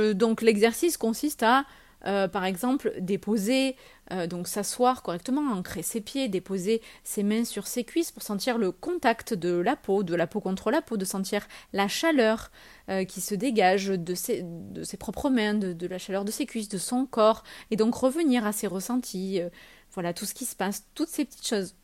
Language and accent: French; France; on est français